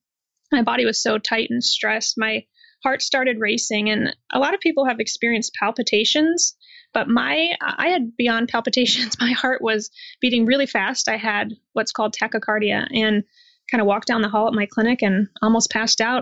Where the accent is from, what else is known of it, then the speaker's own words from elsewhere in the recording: Iowa, United States; I'm from Iowa in the United States, and I was raised in what I consider to be a really healthy family